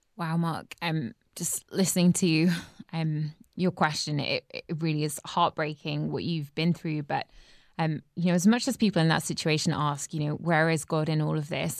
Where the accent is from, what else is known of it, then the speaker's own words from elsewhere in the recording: England, United Kingdom; as an English person